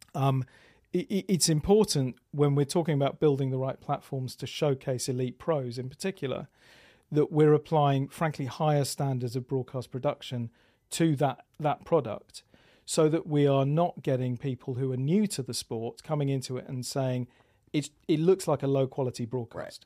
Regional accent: England, United Kingdom; now in Austin, United States; I'm British living in Austin

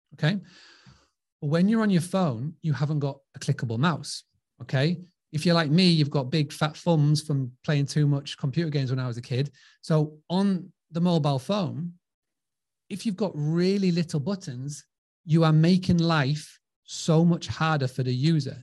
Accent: Scarborough, Yorkshire and the Humber, United Kingdom; accent: English; I'm from Scarborough. You can tell by this dodgy accent. I'm from a, a, little seaside town called Scarborough

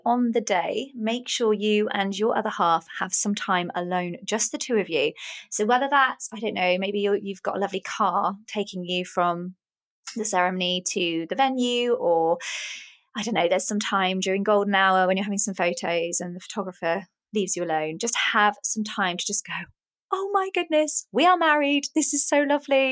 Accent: Oxford, South East England, United Kingdom; moved away; also born or lived in Essex; I was born in Oxford and oh. um, grew up there. And then I lived in Essex for a little while

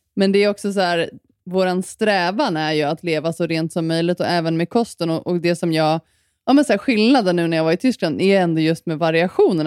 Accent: Sweden; moved away; när jag var hemma i Sverige

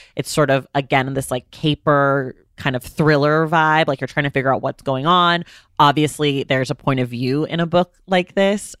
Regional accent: California, United States; I'm a Californian

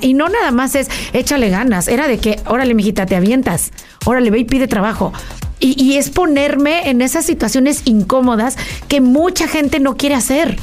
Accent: State of Mexico, Mexico; moved away as an adult; now in United States; yo nací en Mexicali, pero nos fuimos a la Ciudad de México y vivíamos en el Estado de México en un fraccionamiento donde, ya sabes, tipo México, que todo el mundo se conoce

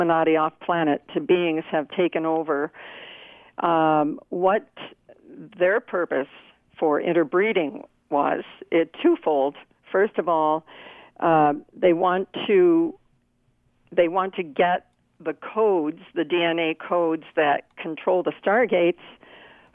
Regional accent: Canada; I was brought up in the Christian United Church of Canada

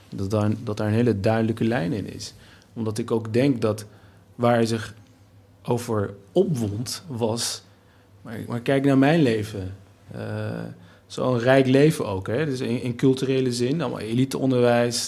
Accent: Nijmegen, Gelderland, Netherlands; als Turk, Nederlander, Nijmegenaar, geboren in, in, in een achterstandswijk

